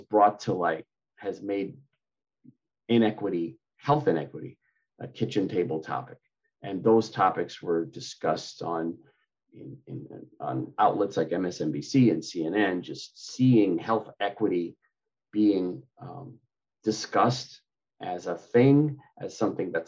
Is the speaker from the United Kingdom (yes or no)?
no; Manchester, Connecticut, United States; moved away as an adult; also born or lived in Hartford, Connecticut / Ann Arbor, Michigan / Dallas, Texas; I grew up in Manchester, Connecticut. I was born in Hartford, so I'm an East Coast person.